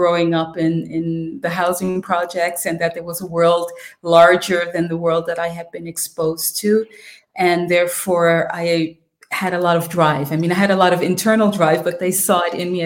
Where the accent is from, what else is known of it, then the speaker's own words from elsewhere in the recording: New York City, New York, United States; moved away as an adult; now in Vienna, Austria; I grew up in the Bronx in public housing.